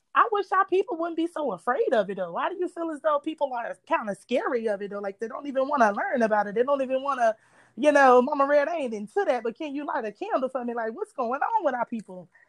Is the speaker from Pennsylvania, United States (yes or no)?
no; Virginia, United States; moved away; also born or lived in Charlotte / Philadelphia / the Carolinas; I just lived in Charlotte. I was raised in Virginia, stayed in Philadelphia, different places here and there. So, but I'm from the South